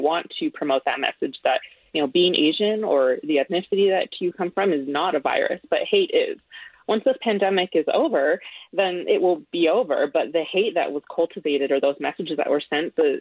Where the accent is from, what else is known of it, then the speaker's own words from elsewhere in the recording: Canada; now in United States; when I say Canada